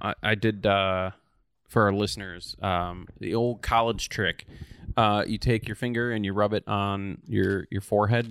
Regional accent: Oshkosh, Wisconsin, United States; moved away; Oshkosh, Wisconsin, so my hometown

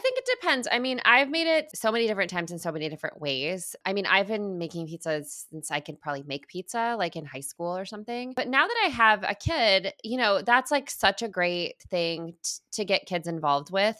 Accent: Midwest, United States; also born or lived in Chicago; I lived in Chicago. I'm from the Midwest.

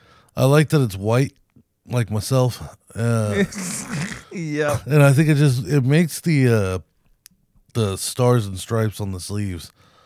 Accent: United States; we're American.

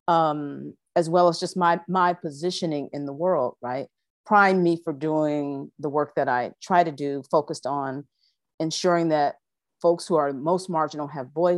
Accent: Toledo, Ohio, United States; I am from Toledo, Ohio.

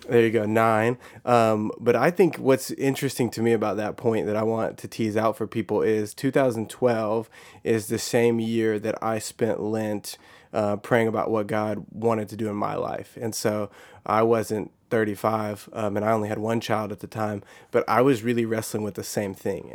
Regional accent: Texas, United States; I grew up in Texas

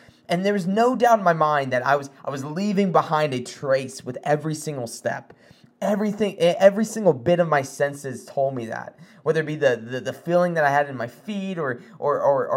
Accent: South Carolina, United States; moved away; I'm from South Carolina. We don't really get snow

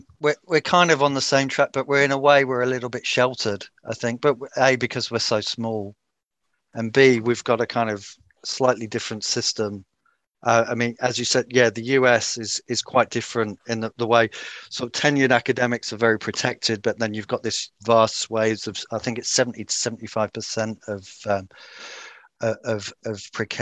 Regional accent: United Kingdom; accent: British; moved away; And in the UK, I mean, you probably hear from my accent

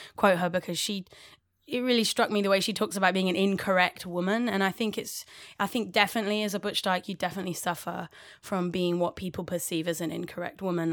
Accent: London, United Kingdom; accent: English

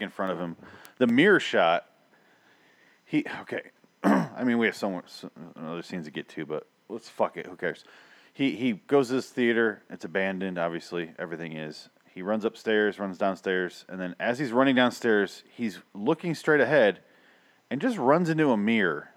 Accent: Midwest, United States; I grew up in the Midwest

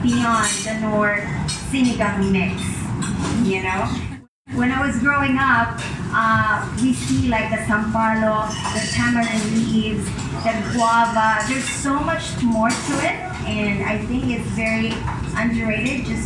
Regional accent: Mindanao, Philippines; So I grew up in Mindanao. I was born and raised there.

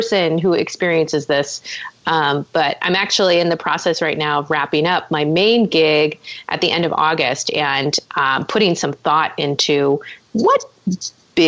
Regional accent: Orange County, California, United States; now in Los Angeles, United States; I'm from Orange County, which is where UC Irvine is located

